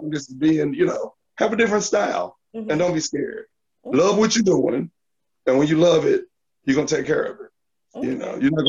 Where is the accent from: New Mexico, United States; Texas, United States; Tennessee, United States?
Tennessee, United States; Memphis; the city that I live in, which is Memphis, and I'm from South Memphis